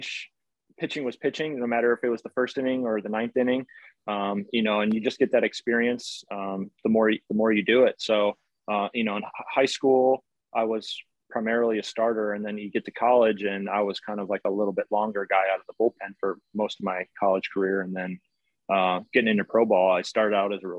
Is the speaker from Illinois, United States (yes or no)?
yes; Chicago, Illinois, United States; I grew up in Chicago area.